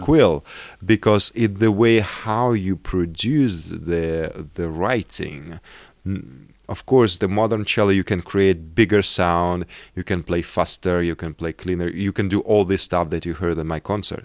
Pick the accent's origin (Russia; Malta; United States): Russia; South Urals; moved away; also born or lived in Moscow, Russia; I grew up in South Urals